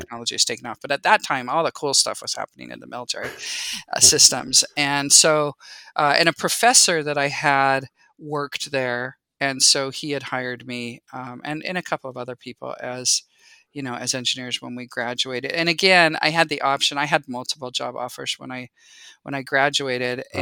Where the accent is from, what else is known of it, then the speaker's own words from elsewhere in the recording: San Jose, California, United States; moved away as an adult; also born or lived in Utah; I grew up in the Bay Area in San Jose. I feel like I was one of the few people that actually was born and raised in, you know, Silicon Valley